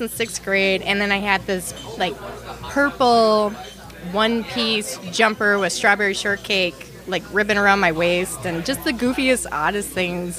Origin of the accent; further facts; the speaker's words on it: Anoka, Minnesota, United States; I grew up in the Halloween capital of the world